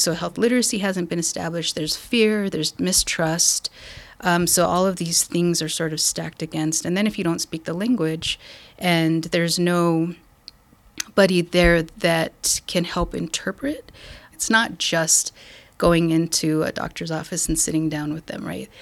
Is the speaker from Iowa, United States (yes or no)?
no; Española, New Mexico, United States; I'm from New Mexico. I grew up in a little town called Española.